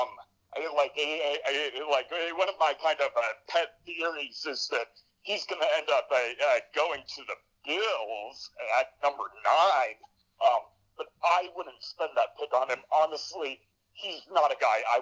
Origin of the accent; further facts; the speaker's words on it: Boise Valley, Idaho, United States; I grew up in the Boise Valley